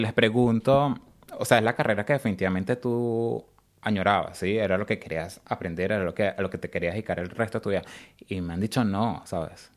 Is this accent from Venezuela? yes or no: yes; Caracas, Capital District, Venezuela; moved away as an adult; also born or lived in San Cristóbal, Venezuela; now in Australia; Soy de Caracas, es, mi familia es de los Andes, de San Cristóbal específicamente. Eh, nací en Caracas, pero estuve como que me crié como en esa parte de Caracas y San Cristóbal